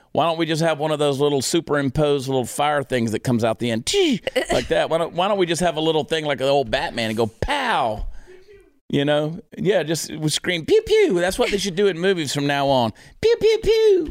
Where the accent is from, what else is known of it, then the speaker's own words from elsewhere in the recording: United States; I am American through and through